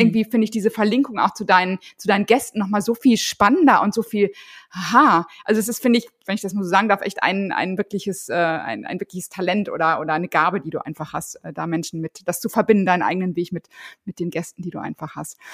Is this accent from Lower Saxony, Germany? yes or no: no; Ruhr area, North Rhine-Westphalia, Germany; Ich komme aus dem Ruhrgebiet